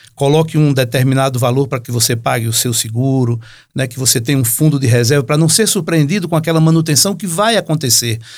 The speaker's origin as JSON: {"language": "Portuguese", "region": "Northeast Region", "country": "Brazil", "lives_now": "Natal, Brazil", "said": "Lá na, pelas bandas do Nordeste, minha terra"}